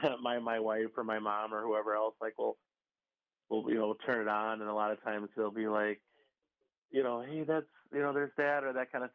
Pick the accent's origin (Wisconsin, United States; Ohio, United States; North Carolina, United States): Wisconsin, United States; Pewaukee; also born or lived in Chicago, Illinois; I basically grew up in like the Pewaukee and Harland area